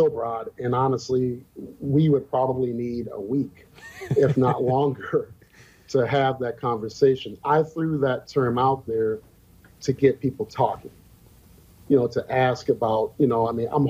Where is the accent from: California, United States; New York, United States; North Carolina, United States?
North Carolina, United States; now in Fargo-Moorhead, United States; I grew up in North Carolina